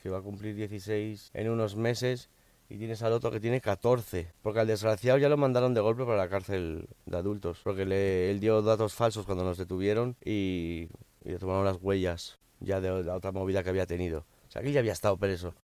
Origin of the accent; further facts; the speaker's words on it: Miami, Florida, United States; also born or lived in Spain; Yo nací en España, pero con cuatro años mis padres inmigraron a Estados Unidos. Me crié en Miami